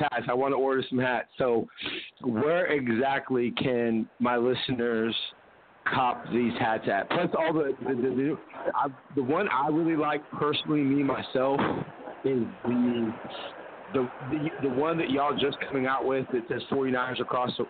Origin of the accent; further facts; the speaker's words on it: San Jose, California, United States; I'm from San Jose. I grew up in, you know, born and raised in San Jose